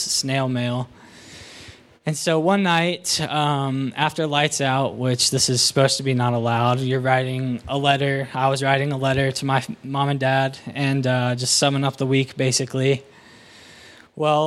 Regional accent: Waynesville, Ohio, United States; I'm from Waynesville, Ohio.

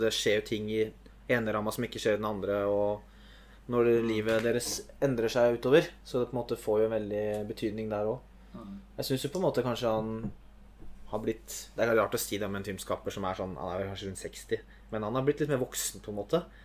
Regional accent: Norway; som nordmann

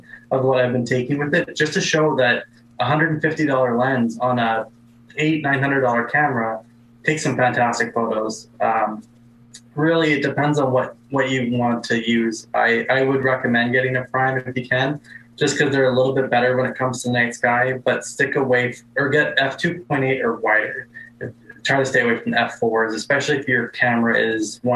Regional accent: Brandon, Manitoba, Canada; in Brandon, like my hometown

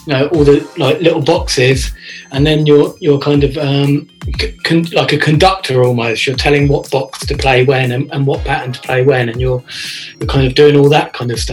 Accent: Reading, South East England, United Kingdom; moved away as an adult; also born or lived in London; now in Reading, United Kingdom; I'm originally from Reading.

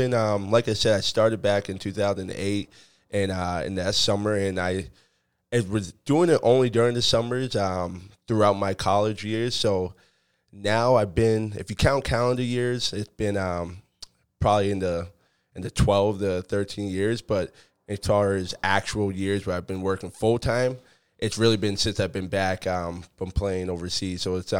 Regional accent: Acton, Massachusetts, United States; I grew up in Acton, Massachusetts, which is local to where we are right now.

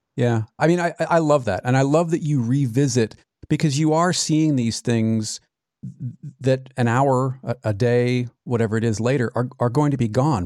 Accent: California, United States; also born or lived in Arizona; I, I grew up in California, but every summer from, gosh, the time I was five until college, really, we were in Arizona.

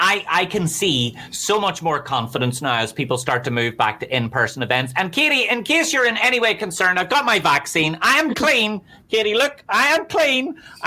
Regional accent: Belfast, Northern Ireland, United Kingdom; I'm from Belfast, so I have no idea what that number means, but I imagine it's good.

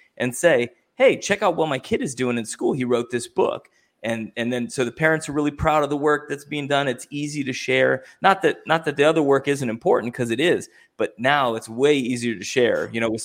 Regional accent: Ohio, United States; I'm from Ohio.

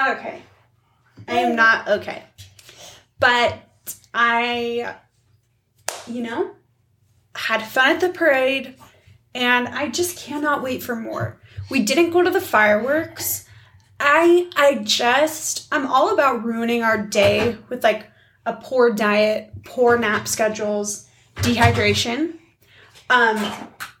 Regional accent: Seattle, Washington, United States; now in Utah, United States; I grew up in Seattle

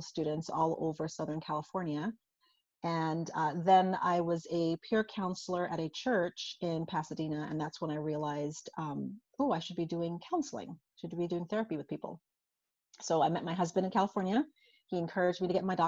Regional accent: St. Croix, U.S. Virgin Islands; So I'm originally from St. Croix in the United States Virgin Islands. So I was born and raised there.

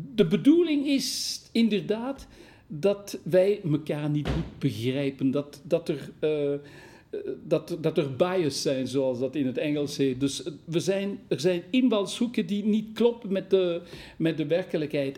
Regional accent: Wallonia, Belgium; Dutch is a second language; ik ben een Waal

